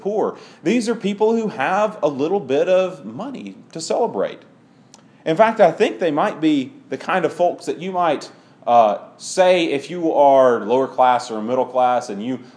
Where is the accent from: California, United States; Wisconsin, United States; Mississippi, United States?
Mississippi, United States; Clinton; I grew up in Clinton, around Jackson, and Clinton has a rivalry with Madison. And Madison is per capita the richest town in Mississippi.